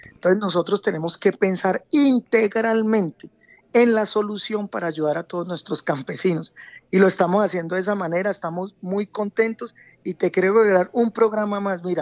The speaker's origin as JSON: {"language": "Spanish", "region": "Valle del Cauca", "country": "Colombia", "said": "así somos los vallecaucanos."}